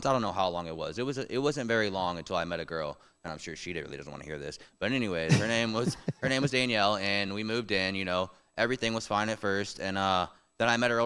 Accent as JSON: {"language": "English", "town": "Memphis", "region": "Tennessee", "country": "United States", "tie": "born or raised there", "also_born_or_lived": "St. Louis, Missouri", "moved": "yes", "lives_now": "Tallahassee, United States", "said": "I grew up in Memphis, Tennessee, for the most part."}